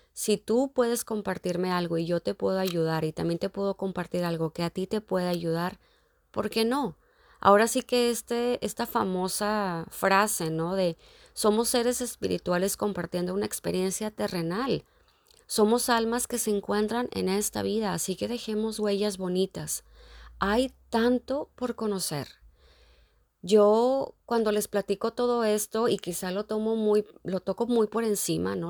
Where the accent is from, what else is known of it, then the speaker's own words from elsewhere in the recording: Mexico; moved away as an adult; also born or lived in Dublin; haber nacido en México